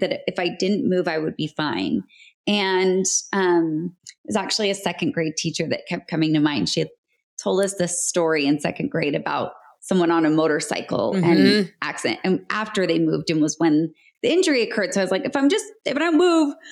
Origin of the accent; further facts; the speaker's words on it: Salt Lake City, Utah, United States; moved away as an adult; also born or lived in Palm Springs; I was born and raised in Salt Lake City, Utah